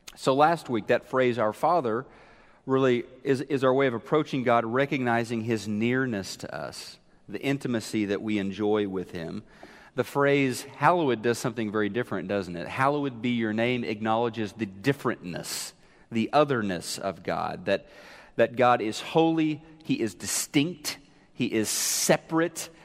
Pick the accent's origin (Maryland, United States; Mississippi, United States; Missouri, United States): Missouri, United States; Neosho; moved away; I was remembering how we used to go to the skating rink in Neosho, Missouri.